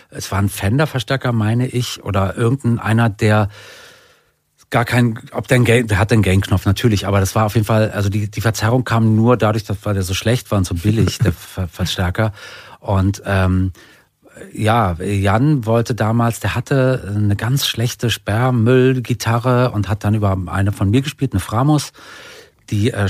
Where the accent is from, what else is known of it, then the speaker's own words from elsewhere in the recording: Berlin, Germany; Hakenfelde, das war äh, nicht so weit von, da war ich ja, als Kind ja, oft mit Fahrrad da.